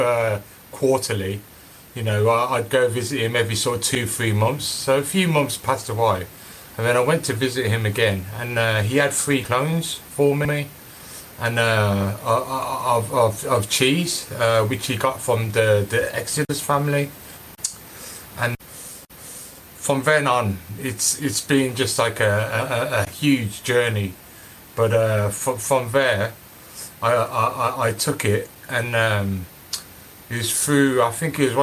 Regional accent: Birmingham, West Midlands, United Kingdom; I was obviously born and raised in Birmingham

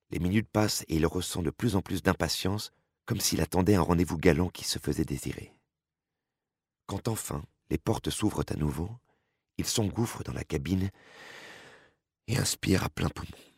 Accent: Nancy, Grand Est, France; moved away as an adult; Je suis née à Nancy et j'ai vécu en Lorraine durant les 30 premières années de ma vie. Devenue bretonne par amour en 2002

